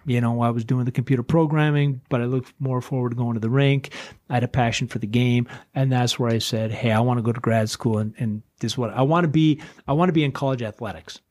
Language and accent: English; Duluth, Minnesota, United States; I'm from Duluth